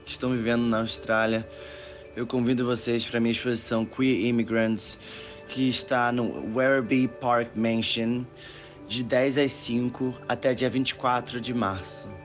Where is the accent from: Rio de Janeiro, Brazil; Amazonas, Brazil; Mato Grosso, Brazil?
Rio de Janeiro, Brazil; Nilópolis; moved away as an adult; now in London, United Kingdom; Eu nasci eh, em Nilópolis, na Baixada Fluminense